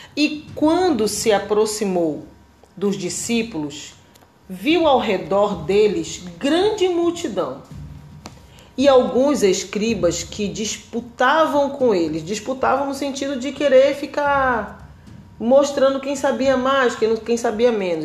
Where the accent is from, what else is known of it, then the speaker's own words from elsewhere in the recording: Belém, Pará, Brazil; now in Santa Catarina, Brazil; eu sou de Belém, eu morava em Belém. E hoje eu moro aqui no sul do Brasil, moro aqui